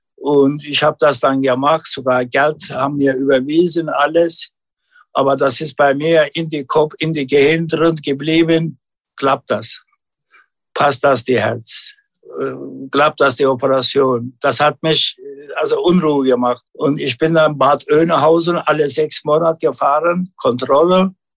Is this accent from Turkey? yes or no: yes; Turkey; German is a second language; now in Germany; bei uns in Unien, der kleine Ortschaft